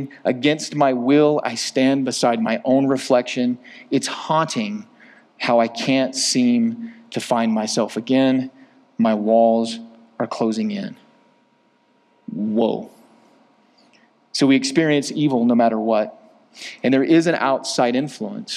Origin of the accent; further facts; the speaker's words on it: Georgia, United States; my black brothers that I grew up with in Georgia